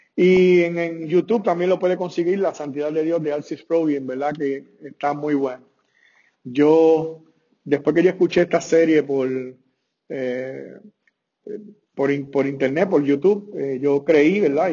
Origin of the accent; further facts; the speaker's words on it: Puerto Rico; mi país, que yo soy puertorriqueño